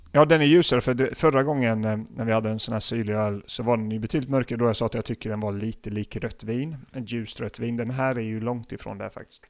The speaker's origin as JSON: {"language": "Swedish", "town": "Gislaved", "region": "Jönköping County", "country": "Sweden", "tie": "born or raised there", "moved": "yes", "said": "För de som inte vet vad Gislaved är så är det min hemort där"}